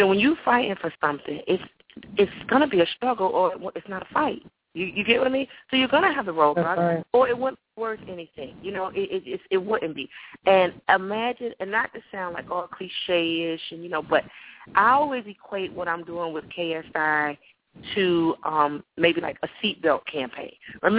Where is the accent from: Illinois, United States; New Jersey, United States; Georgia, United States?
Georgia, United States; Atlanta; I'm from Atlanta, so, you know, I'm here in this heat